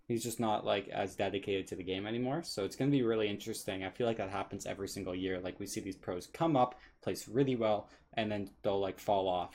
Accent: Canada; I'm Canadian

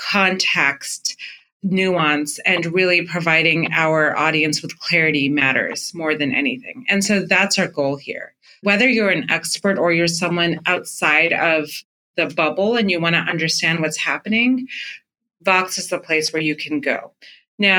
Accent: Fremont, California, United States; the brown community I grew up in Fremont, California.

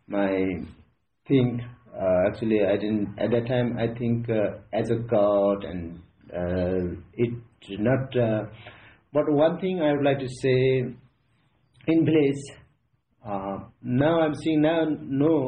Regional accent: Kapiling, eastern Nepal, Koshi Province, Nepal; I'm from Kapiling, eastern part of Nepal, far eastern. So I born there

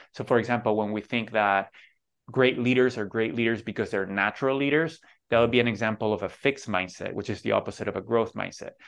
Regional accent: Venezuela; moved away; growing up in Venezuela

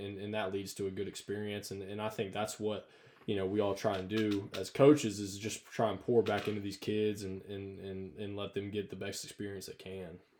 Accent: North Alabama, United States; I grew up in North Alabama

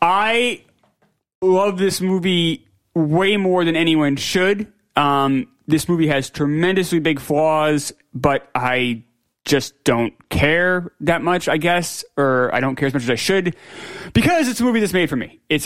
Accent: New York City, New York, United States; I'm from Queens.

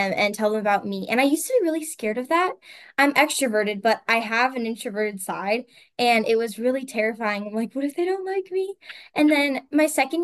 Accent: Fargo, North Dakota, United States; I am from Fargo, North Dakota

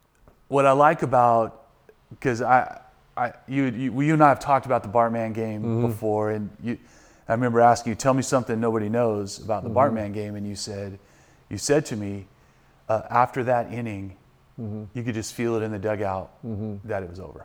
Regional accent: Texas, United States; now in California, United States; It's like people say, where are you from? I say Texas. But I've lived more of my life in California

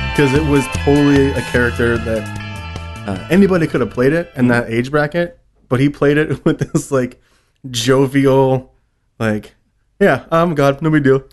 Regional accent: New York, United States; growing up in New York

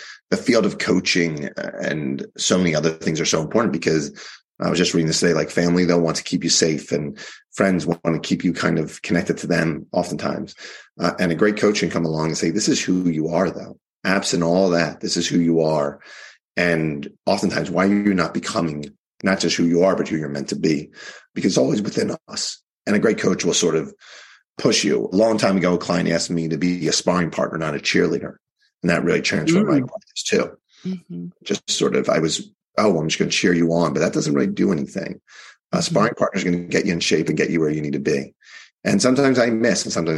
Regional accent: Baltimore, Maryland, United States; now in San Francisco Bay Area, United States; I hail from Baltimore, where I was a lawyer.

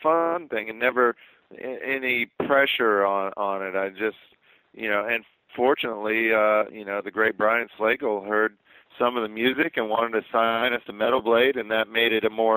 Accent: Midwest, United States; I'm from the Midwest

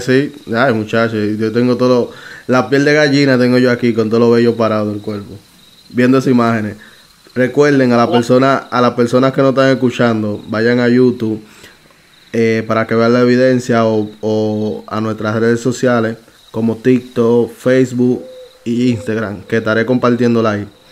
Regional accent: Dominican Republic; sabe que yo soy dominicano, ¿verdad? Ya República Dominicana.

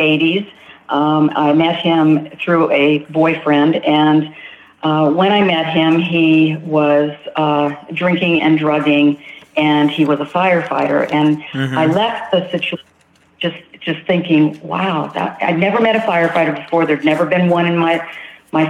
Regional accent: Rancho Cucamonga, California, United States; I am from California, Southern California, a city called Rancho Cucamonga

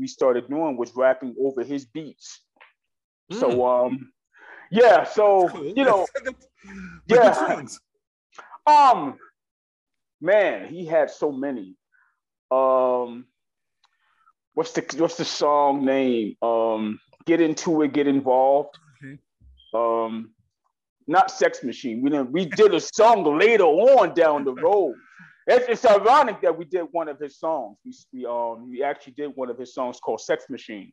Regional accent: New York City, New York, United States; I grew up in East New York, Brooklyn

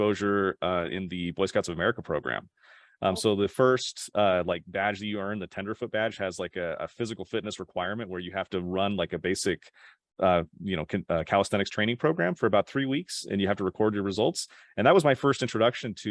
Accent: Draper, Utah, United States; also born or lived in Sandy, Utah; I grew up in Utah, in a little town called Draper

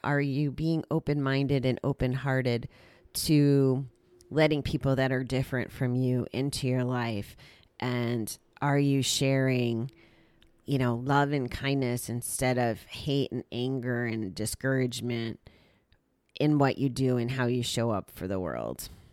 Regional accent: United States; I was here from the States

